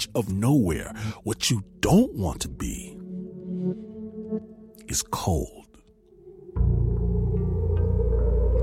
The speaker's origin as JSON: {"language": "English", "region": "Michigan", "country": "United States", "said": "I'm from Michigan. And in Michigan, up north, it gets cold."}